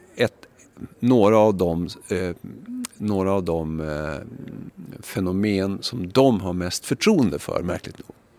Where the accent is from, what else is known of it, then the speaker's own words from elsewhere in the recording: Skellefteå, Västerbotten County, Sweden; also born or lived in Umeå; now in Stockholm, Sweden; jag kommer från Skellefteå